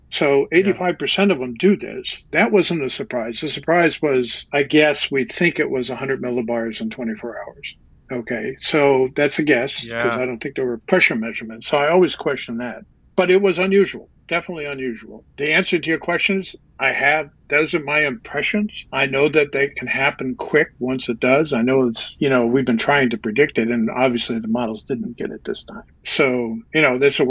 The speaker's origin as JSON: {"language": "English", "area": "near Ossining", "region": "New York", "country": "United States", "tie": "born or raised there", "said": "My dad was a butcher, worked for A&P down in Ossining"}